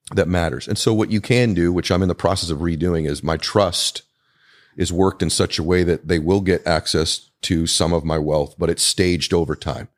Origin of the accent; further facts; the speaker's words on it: Weymouth, Massachusetts, United States; moved away; I'm also from New England originally. So I was born in Weymouth, Massachusetts.